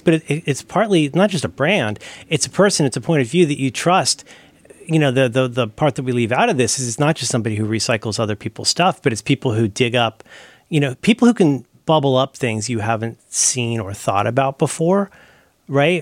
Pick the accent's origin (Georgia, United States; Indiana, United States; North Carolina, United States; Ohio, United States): Ohio, United States; growing up in Ohio